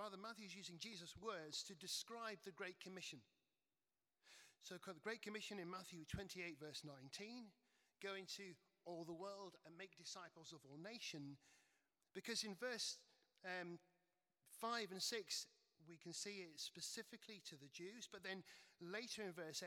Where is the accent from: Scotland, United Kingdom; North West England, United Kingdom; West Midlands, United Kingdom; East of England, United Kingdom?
North West England, United Kingdom; Cheshire; where I grew up in Cheshire